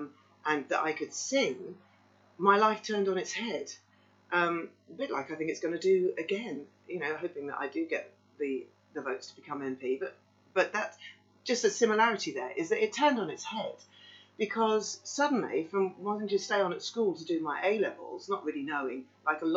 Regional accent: Buxted, South East England, United Kingdom; moved away; I grew up in East Sussex in Buxted, where the chickens used to come from

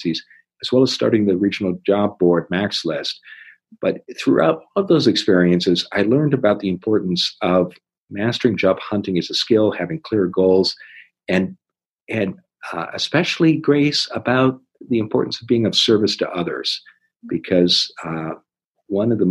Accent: Iowa, United States; I grew up in Iowa

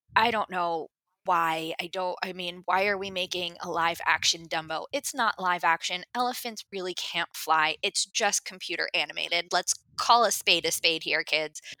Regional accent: New Jersey, United States; now in West Coast, United States; I'm originally from New Jersey. I grew up just outside of New York City.

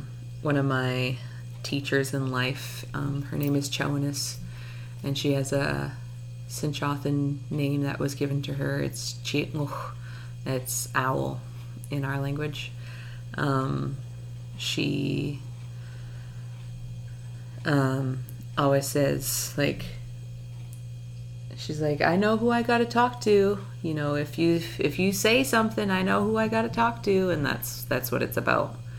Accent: Capilano Reserve, North/West Vancouver, British Columbia, Canada; moved away as an adult; now in Tsartlip Reserve, Brentwood Bay, Canada; I grew up in Huchmalchistin Ochumeoch, which is Capilano Reserve.

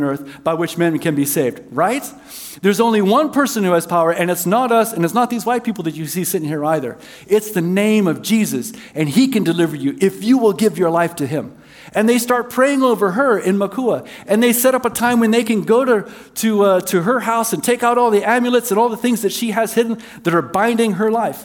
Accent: South Africa; moved away; I was raised in South Africa

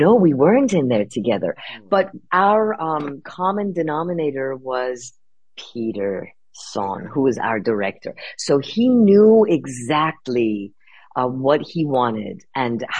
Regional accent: Iran; moved away; I'm an immigrant, right? I was born in Iran. We had to come here.

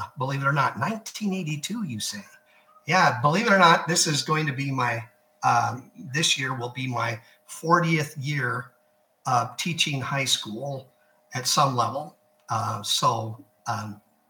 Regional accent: Nebraska, United States; now in Texas, United States; growing up in Nebraska, of course, is a very rural area

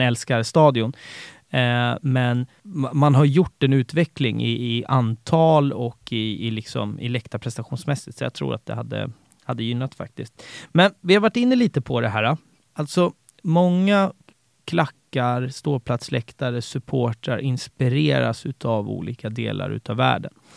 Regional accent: Haninge, Stockholm County, Sweden; jag är uppväxt i, i, i Haninge

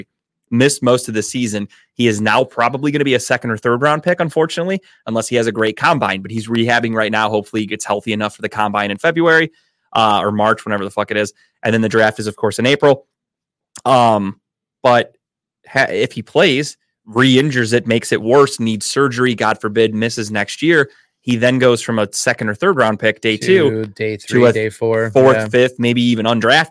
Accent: Ohio, United States; I'm from Ohio

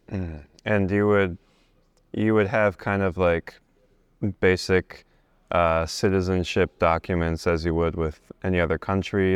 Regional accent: United States; also born or lived in Bosnia; my family is from Bosnia and I, you know, I've, I was raised in America, but the reason we left is, uh, we left as refugees because of the Civil War

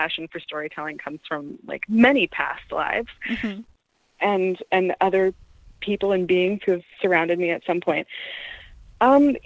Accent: Canada; I'm a first-generation Canadian, so my parents aren't from here

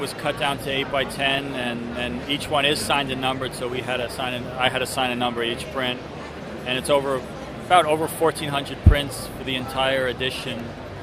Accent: New York City, New York, United States; I'm originally from Midtown Manhattan and New York City

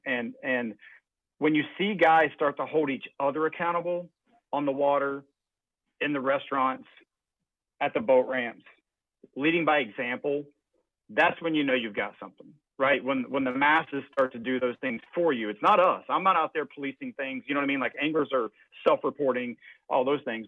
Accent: United States; I grew up on the Ohio River

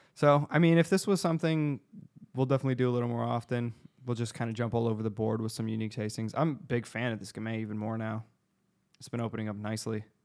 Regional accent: Arizona, United States; we're from Arizona

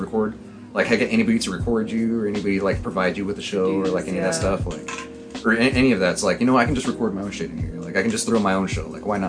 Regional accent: San Jose, California, United States; we're from San Jose

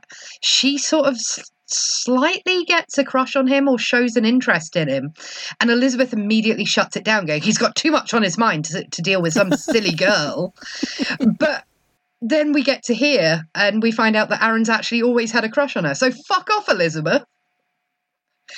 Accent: England, United Kingdom; I'm English and I went to an all-girls school

